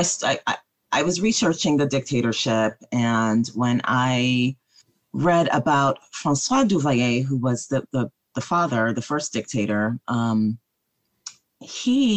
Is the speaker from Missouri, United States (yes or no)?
no; Miami, Florida, United States; I grew up in Miami, and I grew up in Miami during a time where there was a lot of xenophobia directed towards the Haitian community